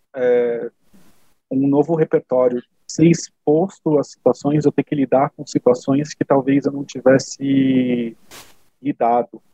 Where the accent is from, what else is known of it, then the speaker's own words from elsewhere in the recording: São José dos Campos, São Paulo, Brazil; moved away as an adult; now in Germany; morar na cidade onde eu nasci, apesar de já ter morado é, em São Paulo, estar perto da minha, da minha família